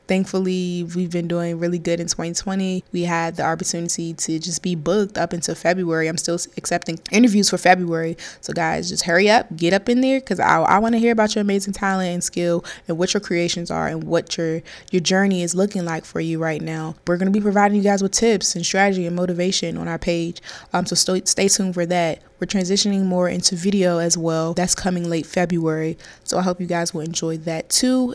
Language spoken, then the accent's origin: English; Maryland, United States; also born or lived in North Carolina; I am from Maryland